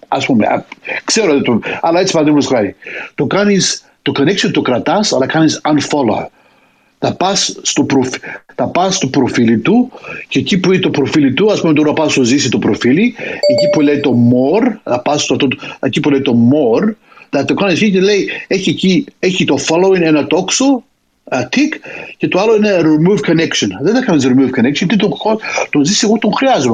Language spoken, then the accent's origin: Greek; Greece; την πατρίδα μου